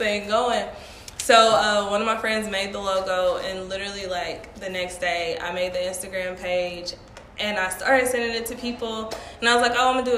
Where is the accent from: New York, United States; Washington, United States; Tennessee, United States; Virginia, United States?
Tennessee, United States; Millington; moved away as an adult; also born or lived in Nashville, Tennessee; now in Atlanta, United States; I'm from Millington, Tennessee